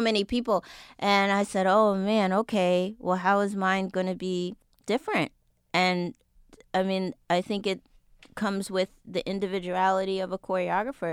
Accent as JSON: {"language": "English", "town": "New York City", "region": "New York", "country": "United States", "said": "I'm originally from Jamaica, Queens, New"}